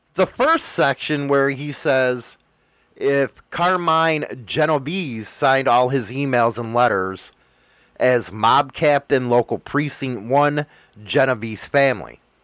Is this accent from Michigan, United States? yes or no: no; Chicago, Illinois, United States; I'm from Chicago